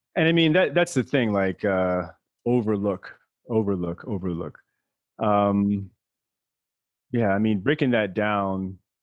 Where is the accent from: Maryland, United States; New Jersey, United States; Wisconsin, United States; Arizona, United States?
Maryland, United States; I was raised in Maryland